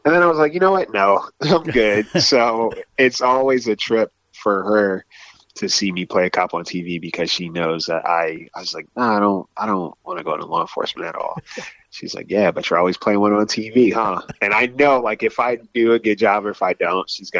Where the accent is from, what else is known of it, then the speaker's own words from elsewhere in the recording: New Jersey, United States; I'm from Jersey